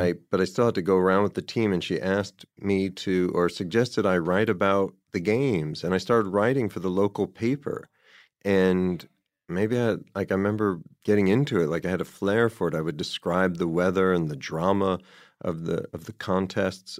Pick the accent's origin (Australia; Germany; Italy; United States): United States; New Jersey; moved away as an adult; also born or lived in New York City, United States; now in Los Angeles, United States; I was born in New York, so, and then grew up outside the city about twenty, mm, thirty minutes away in New Jersey